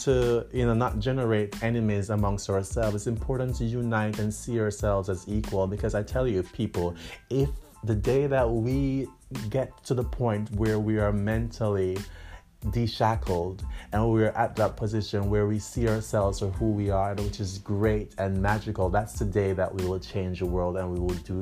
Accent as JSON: {"language": "English", "country": "Jamaica", "tie": "born or raised there", "moved": "yes", "said": "born and, you know, spent much of my childhood in the Caribbean, in Jamaica"}